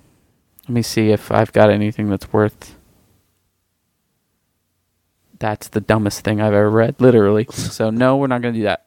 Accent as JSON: {"language": "English", "town": "San Diego", "region": "California", "country": "United States", "tie": "born or raised there", "said": "growing up in San Diego"}